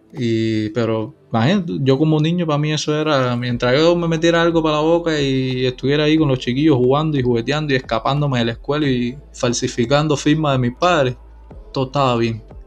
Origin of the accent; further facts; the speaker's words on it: Santa Clara, Villa Clara, Cuba; moved away; yo soy de Santa Clara